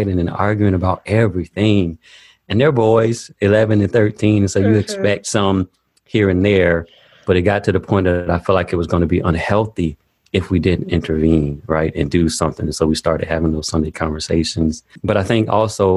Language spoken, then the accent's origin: English; Daytona Beach, Florida, United States; I grew up in Daytona Beach, Florida, about 15 minutes from the beach